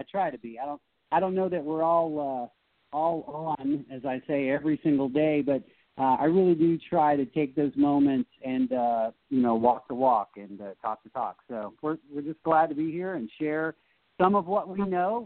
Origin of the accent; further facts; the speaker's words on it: the South, United States; And I'm from the South, so I'm a Southerner